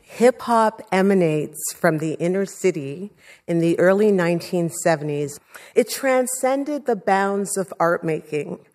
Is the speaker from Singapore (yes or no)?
no; Toronto, Ontario, Canada; also born or lived in Jamaica; I grew up in Scarborough in a low-income community